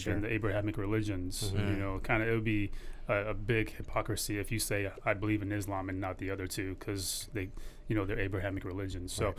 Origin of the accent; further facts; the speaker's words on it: Lincoln, Nebraska, United States; also born or lived in Afghanistan; So we left in 81 and then we came here to the States. I grew up in Lincoln, Nebraska